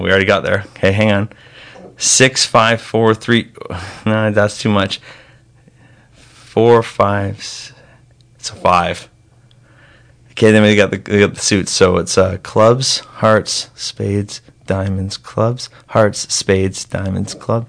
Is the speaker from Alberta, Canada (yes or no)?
no; Langley, British Columbia, Canada; I'm from Langley